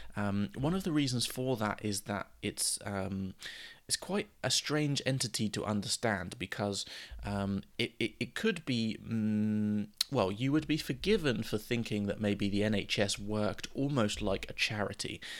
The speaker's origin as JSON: {"language": "English", "country": "United Kingdom", "said": "as British people"}